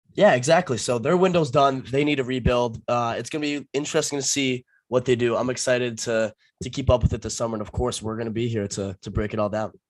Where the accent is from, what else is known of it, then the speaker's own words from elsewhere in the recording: New Hampshire, United States; we're from New Hampshire